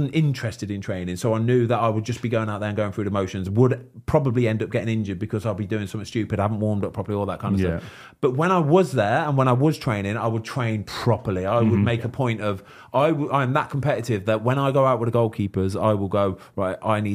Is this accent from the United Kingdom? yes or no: yes; the Midlands, England, United Kingdom; I'm from the Midlands